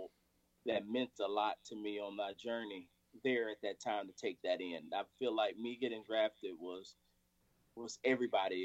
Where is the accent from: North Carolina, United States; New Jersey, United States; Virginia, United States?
North Carolina, United States; Winston-Salem; I'm from Winston-Salem, North Carolina. Grew up playing baseball, started at the age of 5